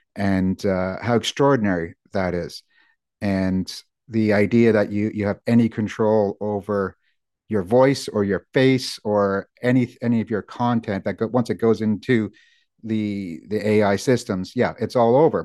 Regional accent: United States; now in United Kingdom; as an American

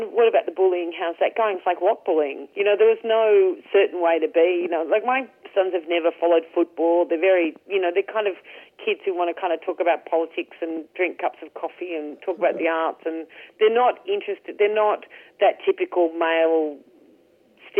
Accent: Ireland; I'm Irish

